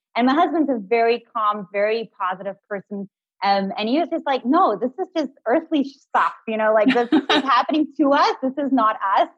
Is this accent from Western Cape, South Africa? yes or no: yes; Cape Town, Western Cape, South Africa; I'm from Cape Town